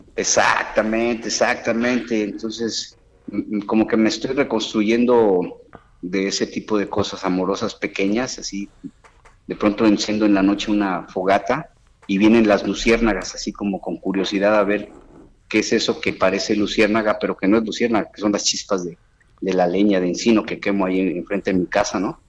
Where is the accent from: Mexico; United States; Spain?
Mexico; Acayucan, Veracruz; moved away; la pandemia me regresó a mi pueblo, a Veracruz, a Cayucan, Veracruz